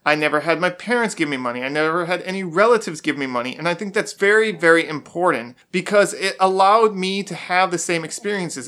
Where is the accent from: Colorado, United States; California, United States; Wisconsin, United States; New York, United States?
Wisconsin, United States; moved away; also born or lived in Florida; I'm from Wisconsin, I've also lived in Florida